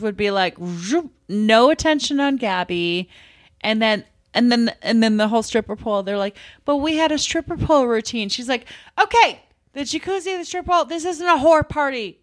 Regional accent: Minnesota, United States; I'm from Minnesota

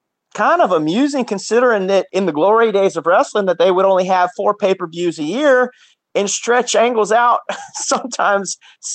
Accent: Mississippi, United States; I'm from Mississippi.

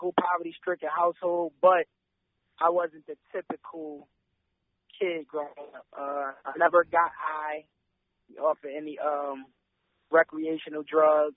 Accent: Philadelphia, Pennsylvania, United States; also born or lived in Kentucky / Delaware; I was born and raised in Philadelphia, but I also lived in Kentucky for a bit, and also Delaware at a young age

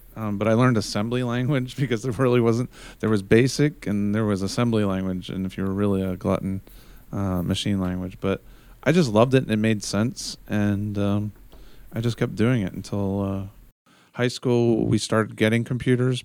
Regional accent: United States; as an American

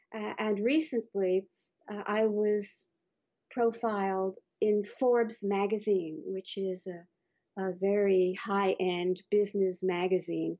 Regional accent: Bermuda; moved away; I was brought up in Bermuda where there are no mountains

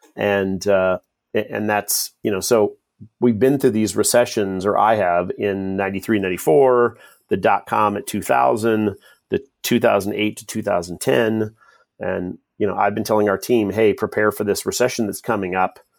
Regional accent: Kent, Washington, United States; also born or lived in Utah; I grew up in Kent, Washington

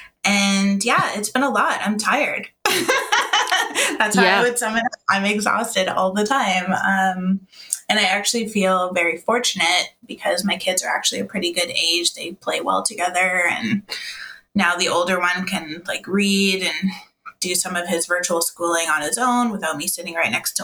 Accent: Toronto, Ontario, Canada; I didn't move too much out of Toronto. So I was born in Toronto

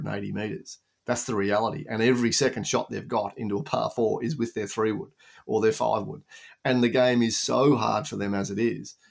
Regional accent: Australia; you were told as an Australian, go to Europe first

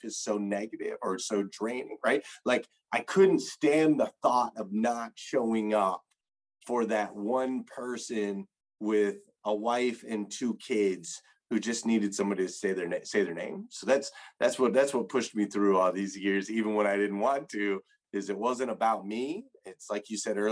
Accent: Flagstaff, Arizona, United States; I grew up in Flagstaff, Arizona.

